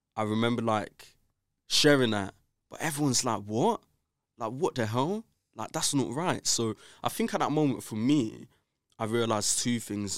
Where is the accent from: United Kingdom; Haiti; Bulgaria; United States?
United Kingdom; London; I grew up in Brixton, South London